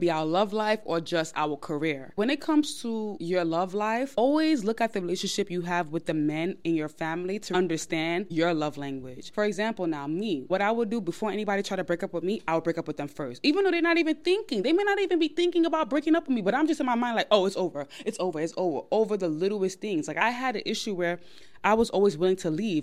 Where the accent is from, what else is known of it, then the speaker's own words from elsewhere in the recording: New York, United States; I'm of Nigerian background. I was born in New York